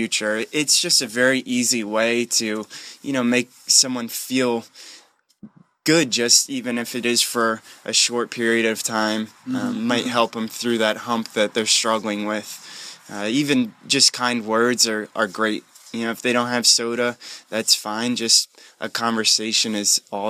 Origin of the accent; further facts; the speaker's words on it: Columbia, Maryland, United States; I'm from Columbia, Maryland